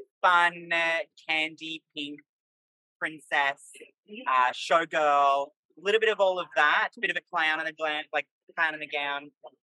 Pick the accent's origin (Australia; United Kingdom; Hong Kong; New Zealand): Australia; Melbourne, Victoria